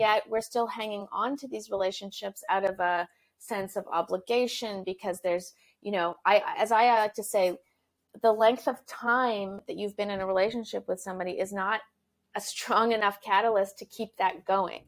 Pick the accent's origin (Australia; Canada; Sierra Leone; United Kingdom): Canada; now in Los Angeles, United States; I am a Canadian living in Los Angeles